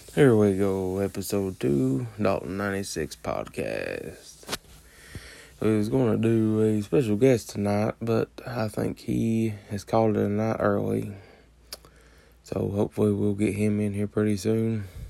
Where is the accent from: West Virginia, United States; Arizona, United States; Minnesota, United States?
West Virginia, United States; I'm a West Virginia fan, obviously, because I'm from West Virginia